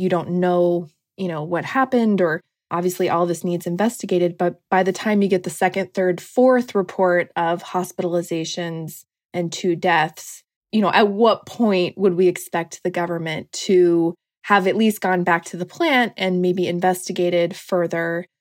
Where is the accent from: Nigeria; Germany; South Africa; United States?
United States; Washington; now in Washington, D.C., United States; I'm from Washington State originally